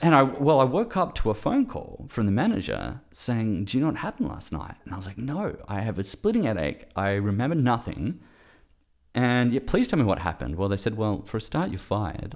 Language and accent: English; Perth, Western Australia, Australia; moved away as an adult; also born or lived in Melbourne; I'm from Perth, Western Australia originally, but I, I moved to Melbourne to study sound engineering